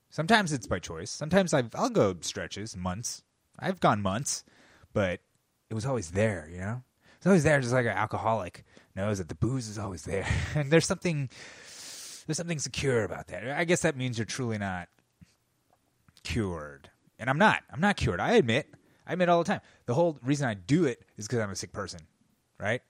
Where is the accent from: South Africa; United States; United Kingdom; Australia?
United States; as an American